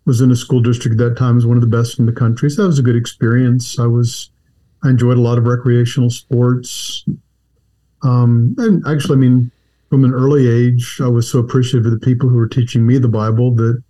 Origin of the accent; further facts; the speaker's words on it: Texas, United States; also born or lived in Washington, D.C. / Northern Virginia / Southern California / Saudi Arabia; now in Charlotte, United States; until fourth grade, I was in Washington, D.C. in Northern Virginia, which is kind of an embarrassment I don't like to talk about too much, because then we finally got to Texas, which is home.